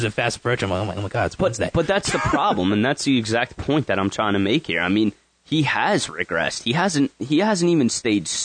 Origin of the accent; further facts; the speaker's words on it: Philadelphia, Pennsylvania, United States; I love the city, man. I I love being from here. I love saying I'm from Philly and cheering for all these teams.